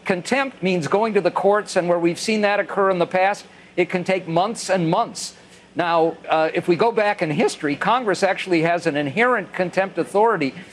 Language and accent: English; South Africa; as a South African